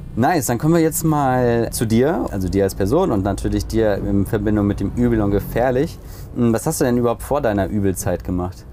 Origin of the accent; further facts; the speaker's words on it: Hamburg, Germany; als Hamburger